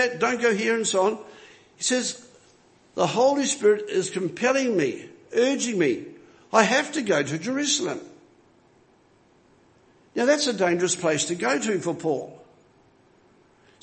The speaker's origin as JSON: {"language": "English", "country": "New Zealand", "tie": "born or raised there", "moved": "yes", "said": "I'm a foreigner here. I'm a Kiwi. I was born in another land"}